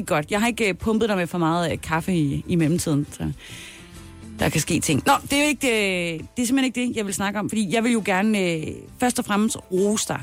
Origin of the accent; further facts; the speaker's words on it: Southern Jutland, Southern Denmark, Denmark; hvor jeg er fra Sønderjylland